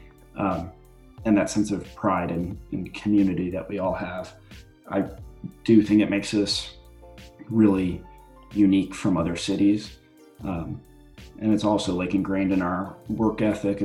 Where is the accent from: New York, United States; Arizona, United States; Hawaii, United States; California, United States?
New York, United States; Cheektowaga; I grew up in Cheektowaga by the airport, went to Maryvale High School